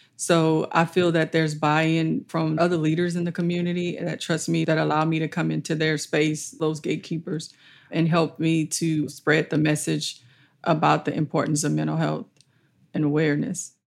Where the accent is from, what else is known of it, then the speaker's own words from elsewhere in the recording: Allendale Plantation, West Baton Rouge Parish, Louisiana, United States; also born or lived in Plaquemine, Louisiana; I grew up on Allendale Plantation as a child with my maternal grandparents and my mom